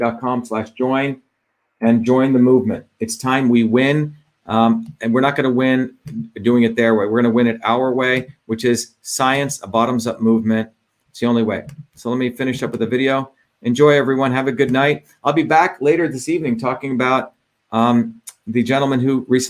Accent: New Jersey, United States; also born or lived in India; I grew up in New Jersey

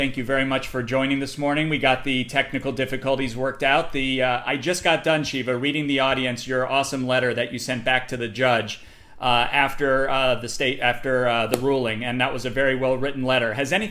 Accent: Paterson, New Jersey, United States; I grew up in New Jersey in places like Paterson and worked as a kid in Newark.

